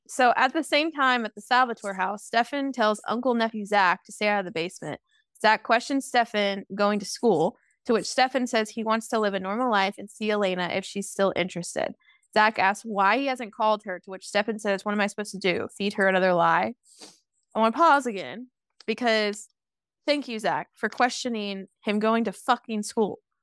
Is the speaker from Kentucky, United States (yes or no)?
yes; Kentucky, United States; moved away; I'm always gonna be a Kentucky girl